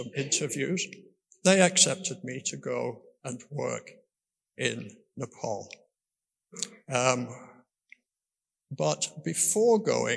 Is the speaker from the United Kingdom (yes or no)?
yes; Glasgow, Scotland, United Kingdom; moved away as an adult; also born or lived in Liverpool; So I was born in Glasgow, and my early memories are of living in a Glasgow tenement in a working class family